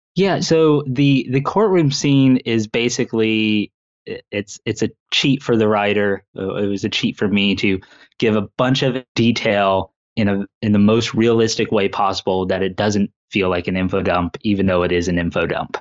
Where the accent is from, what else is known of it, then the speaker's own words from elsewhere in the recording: Indiana, United States; I was born and raised here in Indiana